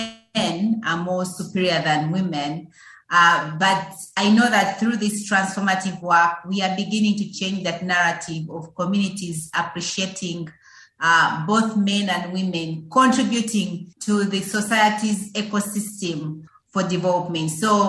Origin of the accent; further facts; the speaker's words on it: Uganda; Yes, so growing up in Uganda is pretty exciting, just like any other young person, just like any other child brought into the world.